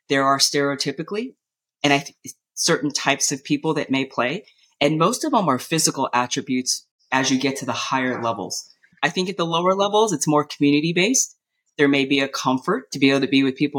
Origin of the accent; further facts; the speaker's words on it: Southern California, United States; I was born and raised here in Southern California